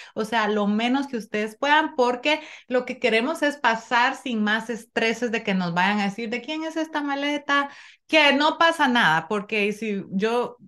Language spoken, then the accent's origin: Spanish; Nicaragua; now in Connecticut, United States; nosotros, como Nica, tenemos la suerte de vivir en Conérico